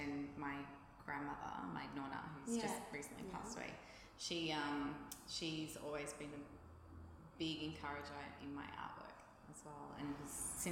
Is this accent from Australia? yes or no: yes; Melbourne, Victoria, Australia; moved away as an adult; now in Byron Bay, Australia; I grew up in Melbourne at the back of the Tullamarine Airport.